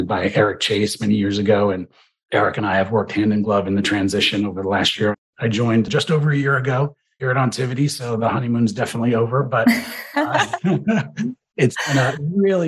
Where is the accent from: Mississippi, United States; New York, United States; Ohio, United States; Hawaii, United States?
New York, United States; New York City; I grew up in New York City in a working class family, grandson of immigrants